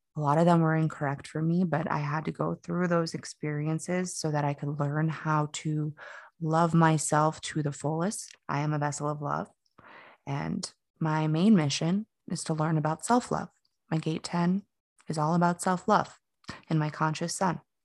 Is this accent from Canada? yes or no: no; Fort Lauderdale, Florida, United States; moved away as an adult; now in Asheville, United States; I grew up in South Florida. Um, I was born in Fort Lauderdale, and I basically have lived all over Florida at this point